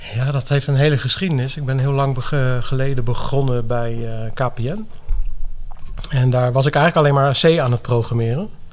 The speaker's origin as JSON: {"language": "Dutch", "town": "The Hague", "region": "South Holland", "country": "Netherlands", "tie": "born or raised there", "moved": "as an adult", "lives_now": "Zeeland, Netherlands", "said": "Ik ben dus geboren en getogen in Den Haag. Ik heb daar best lang gewoond. 25 plus jaar, denk ik zeker wel"}